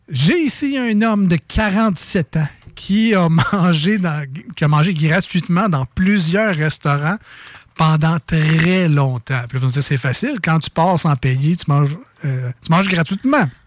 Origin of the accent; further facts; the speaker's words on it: Quebec City, Quebec, Canada; accent: Limoilou; C'est mon accent de Limoilou.